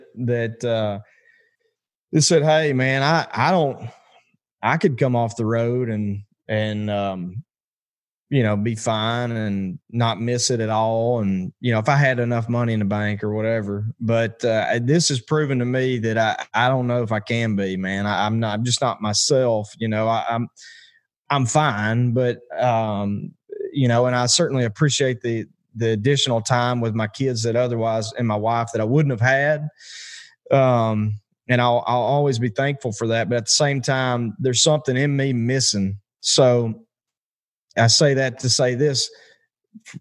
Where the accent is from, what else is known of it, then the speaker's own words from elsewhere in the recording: Arkansas, United States; moved away as an adult; being back down here in the South in Arkansas, my hometown specifically